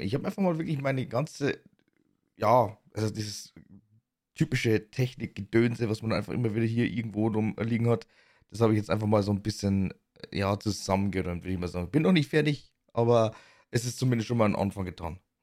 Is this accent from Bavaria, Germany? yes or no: yes; Bavaria, Germany; accent: Bavarian; in Bayern wird halt eigentlich wirklich bayerisch gesprochen